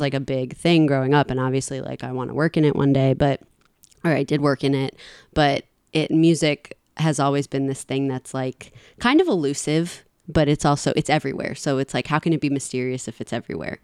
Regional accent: New York City, New York, United States; I grew up in a part of Queens where driving was a normal thing

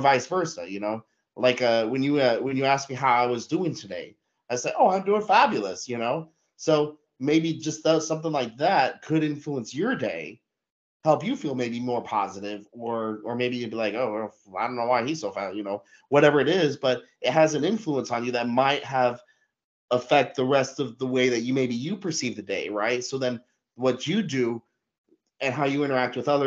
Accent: Denver, Colorado, United States; moved away as an adult; now in Germany; I grew up in Denver, Colorado, and I love Denver, Colorado, but I spent my whole life living there.

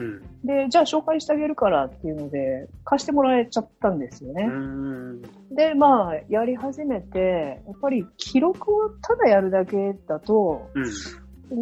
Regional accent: Mie, Japan; first language Japanese; moved away as an adult; also born or lived in Tokyo, Japan / India / California, United States; 出身は三重県です。で、今は、えー、三重県に住んでいますが、えーとですね、まあ、三重県でそ、生ま、生まれて育ったんで

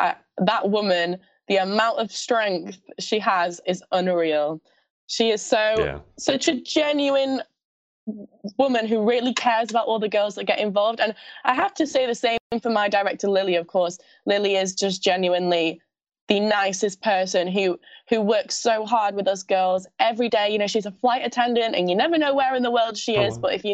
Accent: Scotland, United Kingdom; accent: Scottish; My Scottish accent is absolutely awful.

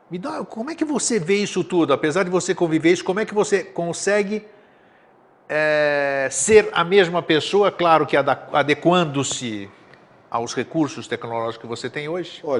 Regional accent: São Paulo, Brazil; Eu mudei para cá, vim de São Paulo em 12 de fevereiro de 88 que eu cheguei aqui.

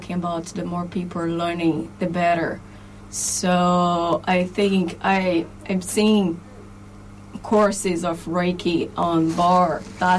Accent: Brazil; English is a second language; moved away as an adult; now in Ireland; I am Brazilian

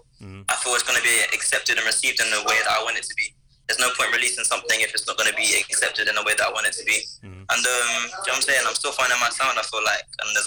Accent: London, United Kingdom; I'm an artist from London, West London, particular Hayes

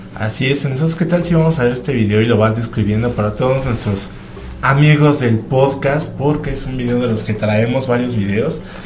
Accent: Toluca, State of Mexico, Mexico; nosotros somos de Toluca

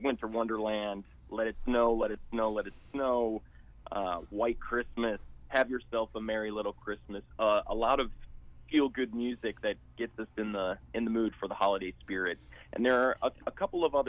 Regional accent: Chicago, Illinois, United States; moved away as an adult; I grew up living in Chicago

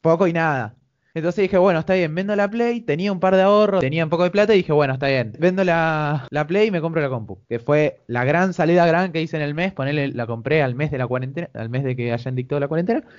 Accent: Argentina; Como cualquier argentino

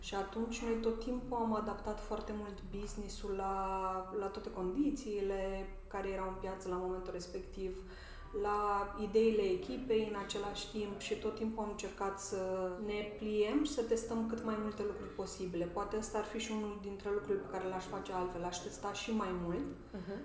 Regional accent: Suceava, Suceava County, Romania; eu sunt din Suceava

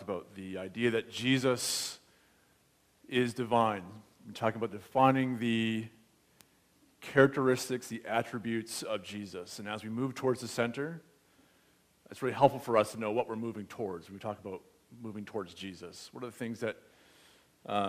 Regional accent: United States; now in Canada; As an American

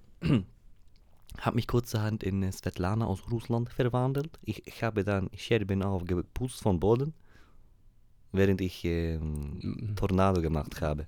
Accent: Pforzheim, Baden-Württemberg, Germany; Ich komme ja aus Pforzheim

